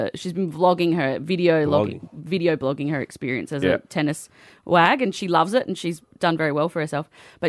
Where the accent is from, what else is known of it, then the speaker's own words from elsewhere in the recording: Australia; as an Australian...